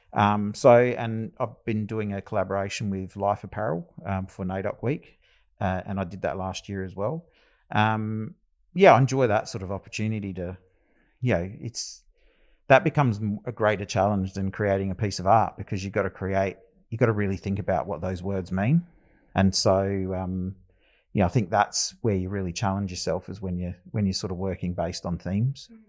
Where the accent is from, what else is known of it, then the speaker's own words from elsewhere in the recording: Adelaide, South Australia, Australia; also born or lived in Loxton / Alice Springs (family); I've resided a lot of my life down here in Adelaide, uh, growing up in the northern suburbs.